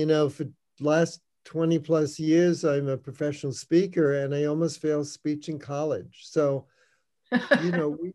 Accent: New York, United States; I grew up in New York, went to every Broadway show

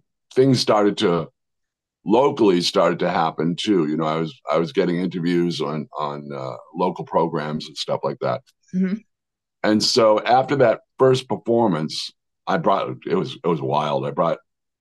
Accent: Worcester, Massachusetts, United States; moved away as an adult; also born or lived in Arizona; growing up in Worcester, Massachusetts

